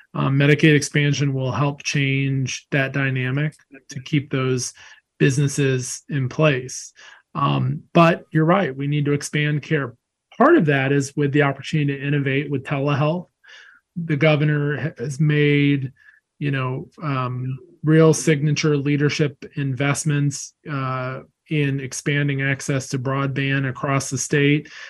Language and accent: English; North Carolina, United States; I grew up in North Carolina